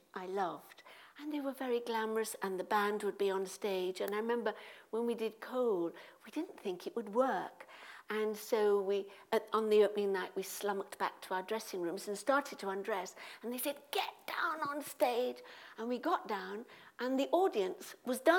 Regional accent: Midlands, United Kingdom; I'm from the Midlands

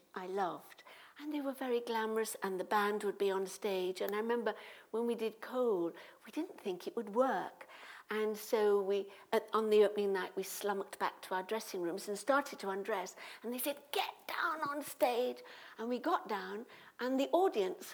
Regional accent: Midlands, United Kingdom; I'm from the Midlands

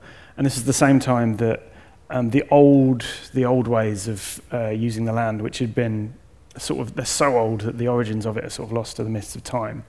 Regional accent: East Midlands, United Kingdom; Okay, yes, so I'm from Northamptonshire, well, not from Northampton

